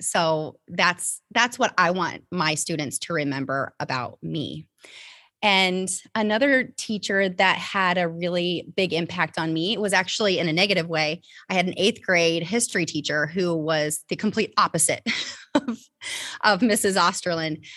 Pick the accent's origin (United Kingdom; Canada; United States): United States; Topeka, Indiana; I grew up in a very, very small town called Topeka, Indiana.